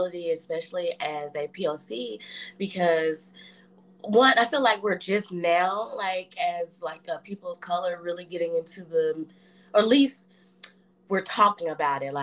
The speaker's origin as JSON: {"language": "English", "region": "Tennessee", "country": "United States", "said": "I'm from the south, so I'm from Tennessee"}